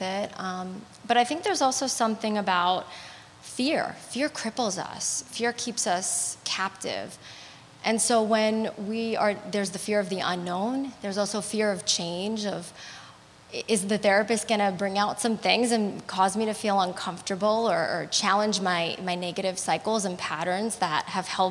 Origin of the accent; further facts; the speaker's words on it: New York, United States; being a New Yorker